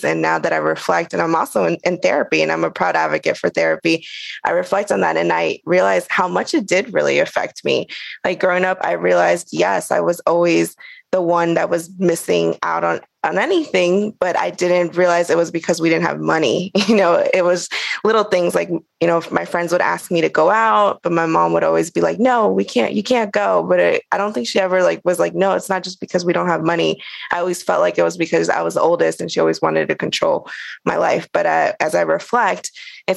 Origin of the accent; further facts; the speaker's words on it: Fairfax, Virginia, United States; moved away as an adult; also born or lived in Cochabamba, Bolivia / New Mexico; now in San Juan, Puerto Rico; all my life, I grew up in Fairfax, Virginia